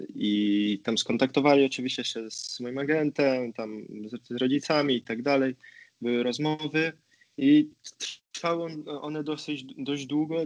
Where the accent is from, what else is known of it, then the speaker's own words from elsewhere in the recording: Poznań, Greater Poland, Poland; moved away as an adult; now in Bergamo, Italy; z Poznania jestem